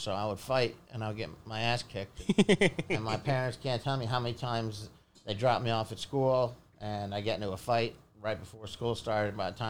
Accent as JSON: {"language": "English", "town": "Philadelphia", "region": "Pennsylvania", "country": "United States", "tie": "born there", "said": "I was born in Philadelphia, and my father was getting his PhD at the University of Pennsylvania."}